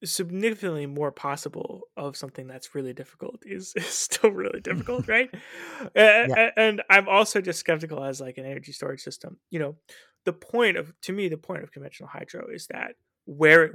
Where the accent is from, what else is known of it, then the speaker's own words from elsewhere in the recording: United States; as an American